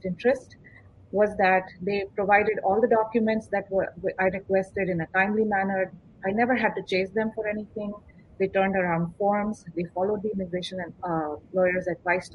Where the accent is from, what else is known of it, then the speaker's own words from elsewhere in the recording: India; moved away as an adult; now in United States; visiting my family in India, my home country